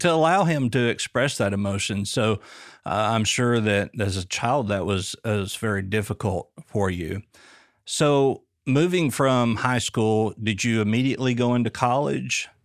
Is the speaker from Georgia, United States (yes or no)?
no; Booneville, Arkansas, United States; moved away; moving to central Arkansas, I was raised in Booneville.